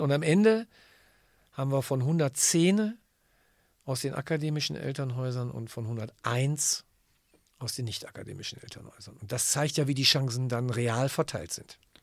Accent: Germany; bei uns in Deutschland

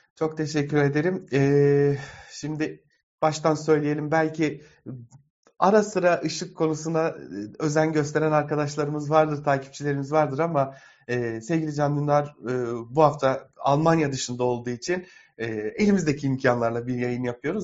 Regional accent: Diyarbakır, Diyarbakır Province, Turkey; moved away as an adult; ben Diyarbakır'da doğdum. Çok uzun yıllar Diyarbakır'da yaşadım. 28 ee, yaşında ayrıldım Diyarbakır'dan.

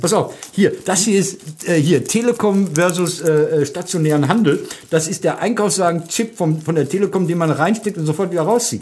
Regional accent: North Rhine-Westphalia, Germany; Ich bin Westfale

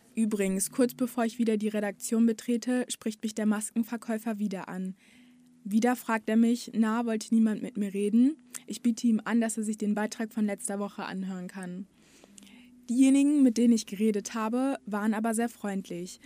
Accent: Bottrop, North Rhine-Westphalia, Germany; Ich komme aus Bottrop, ja, direkt Stadtmitte

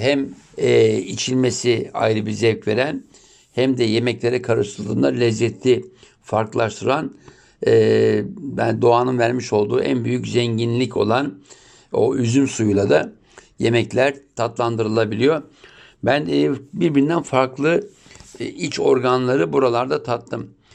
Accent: Turkey

